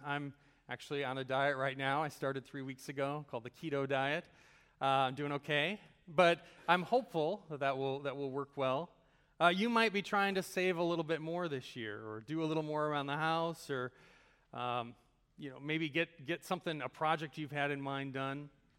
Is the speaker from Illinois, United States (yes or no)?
yes; Chicago, Illinois, United States; I'm originally from the Chicago area. Is anyone here from that area as well? I don't know. Okay, a few of you maybe. So I grew up in kind of the world of Chicago sports.